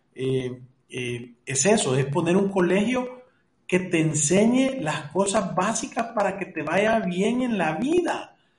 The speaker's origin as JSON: {"language": "Spanish", "country": "El Salvador"}